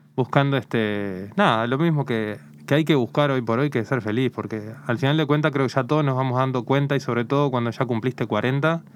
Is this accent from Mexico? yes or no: no; Uruguay; now in Spain